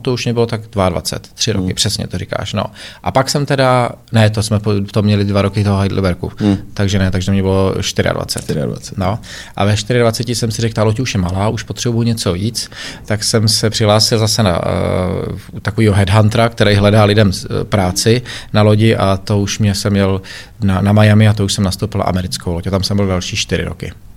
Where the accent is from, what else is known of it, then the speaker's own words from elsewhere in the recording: Czechia; moved away as an adult; also born or lived in Germany; Já jsem se dlouho plavil jako jediný Čech